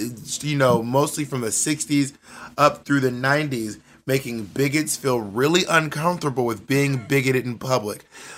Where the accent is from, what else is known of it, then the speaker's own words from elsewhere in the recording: Columbus, Georgia, United States; also born or lived in Phenix City / LaGrange / Corinth; I'm from like a lot of small towns, but I grew up in Columbus, Georgia, and in Phenix City, Alabama, and LaGrange, Georgia, and Corinth, Mississippi.